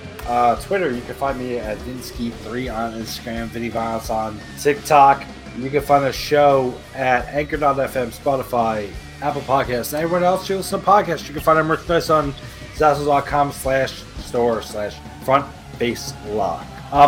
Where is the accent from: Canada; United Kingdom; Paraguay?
Paraguay; Even though I'm not from Portugal, I'm from Paraguay.